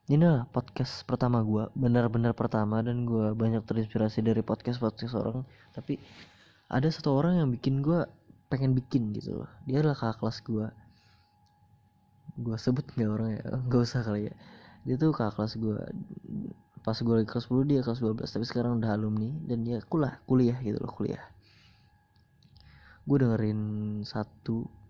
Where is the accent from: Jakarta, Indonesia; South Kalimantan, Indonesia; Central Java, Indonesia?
South Kalimantan, Indonesia; Banjarmasin; born there; Gue dilahirkan di Banjarmasin pada, tang pada tanggal 20 Mei tahun 2003.